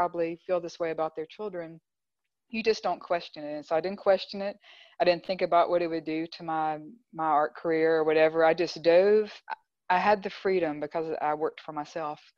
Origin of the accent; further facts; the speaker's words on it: Clinton, Mississippi, United States; now in Grenada, United States; Growing up in Clinton